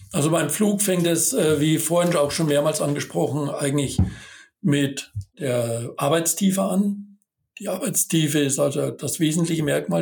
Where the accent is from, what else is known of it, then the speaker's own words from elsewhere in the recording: Bavaria, Germany; moved away as an adult; also born or lived in Thuringia / Westphalia-Lippe; gebürtiger Bayer und habe da auch meine Ausbildung gemacht